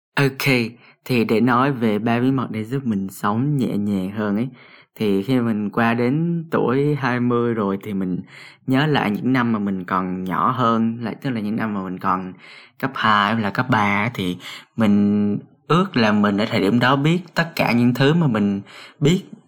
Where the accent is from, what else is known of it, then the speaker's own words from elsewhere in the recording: Cà Mau, Vietnam; moved away as an adult; now in Hanoi, Vietnam; mình được sinh ra ở miền Tây Nam Bộ ở Cà Mau